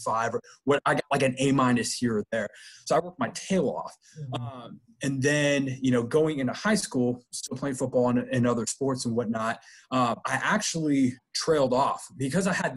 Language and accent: English; Oakland, California, United States; moved away; also born or lived in Texas; I'm originally from the Bay Area, from the Oakland Bay Area. And growing up, I mean, it's Cal territory or Stanford territory